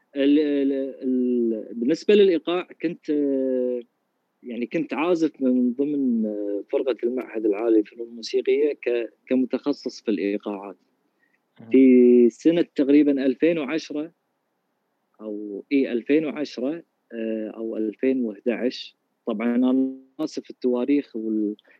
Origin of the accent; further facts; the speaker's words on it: Kuwait; عندنا بالكويت